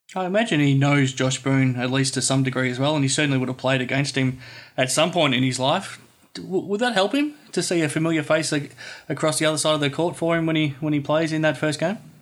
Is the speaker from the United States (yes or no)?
no; Australia; Growing up in Australia